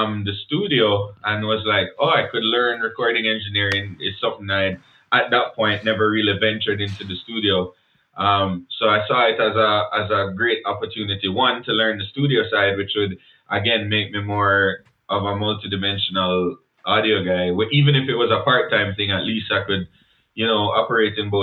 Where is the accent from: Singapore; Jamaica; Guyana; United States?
Jamaica; accent: Jamaican; moved away as an adult; now in Canada; I was fresh from Jamaica.